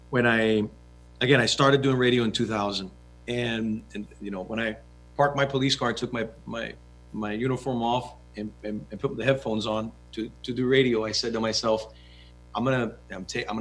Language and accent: English; Cuba; I'm too Cuban.